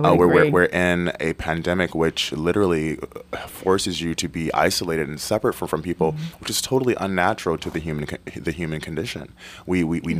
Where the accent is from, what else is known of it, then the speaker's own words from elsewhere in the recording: Detroit, Michigan, United States; I grew up in Detroit, Michigan. We were very poor. And it's very cold there.